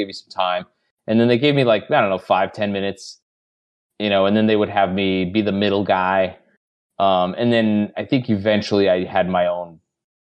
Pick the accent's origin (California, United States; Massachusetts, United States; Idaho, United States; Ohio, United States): California, United States; Glendale; moved away as an adult; also born or lived in Sydney, Australia; I basically just stayed in Los Angeles my entire life. I was born in Glendale. Right. And so I was just basically LA my entire life